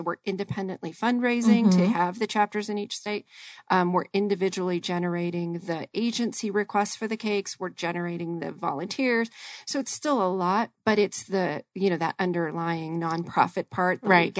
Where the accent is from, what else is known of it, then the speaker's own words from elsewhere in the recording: Colorado, United States; now in Arizona, United States; I am originally from Colorado. I'm not super thrilled with the weather there. So I'm a sun girl. I've been in Arizona now, gosh, dates me a little bit, probably 35 years.